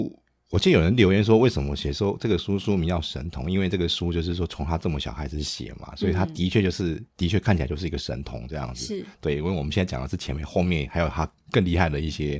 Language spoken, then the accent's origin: Chinese; Taiwan; 这个我们台湾人应该会不知道，这个车叫康体。